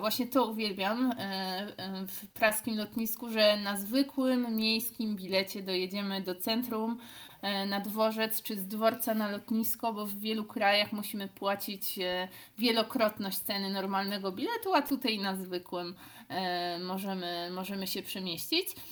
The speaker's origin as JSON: {"language": "Polish", "town": "Cieszyn", "region": "Silesian Voivodeship", "country": "Poland", "said": "jesteśmy z Cieszyna"}